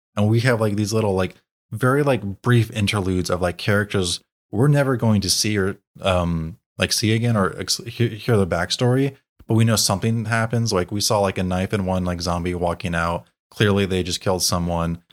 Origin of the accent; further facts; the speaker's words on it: United States; as Americans